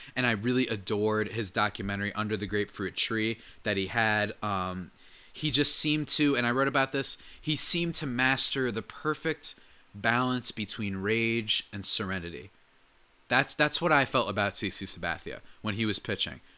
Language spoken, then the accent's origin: English; New Jersey, United States; I grew up in New Jersey